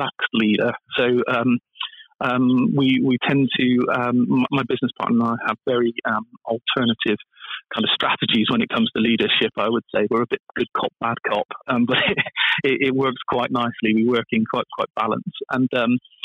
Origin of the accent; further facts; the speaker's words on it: Bristol, South West England, United Kingdom; I'm from Bristol, and we've got a big aerospace industry here